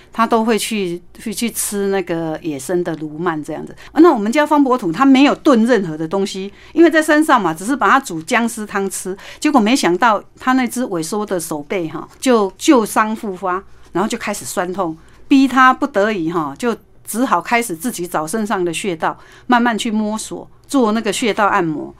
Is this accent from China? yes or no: no; southern Taiwan, Taiwan; 在我们南部